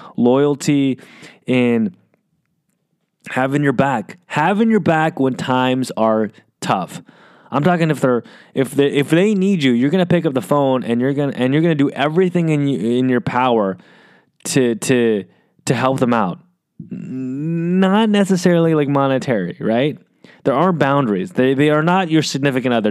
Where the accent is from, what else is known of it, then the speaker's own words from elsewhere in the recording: United States; I'm Asian American